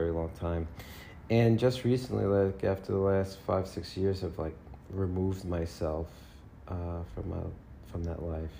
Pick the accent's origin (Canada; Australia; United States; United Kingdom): United States; New York City, New York; also born or lived in Lower Manhattan; Yes, I'm from New York. I'm from Astoria, Queens. Born and raised in New York. I think I've lived in probably about 3 out of the 5 boroughs.